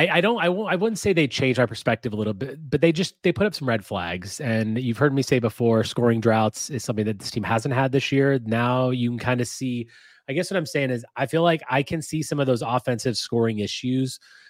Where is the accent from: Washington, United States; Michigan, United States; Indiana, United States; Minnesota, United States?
Indiana, United States; Lafayette; so you guys know I'm from Indiana, and I'm from actually the town where Purdue is, in Lafayette.